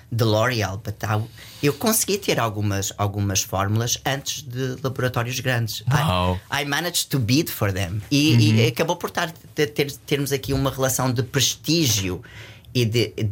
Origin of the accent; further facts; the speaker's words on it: Portugal; Eu digo sempre que, que eu sou português.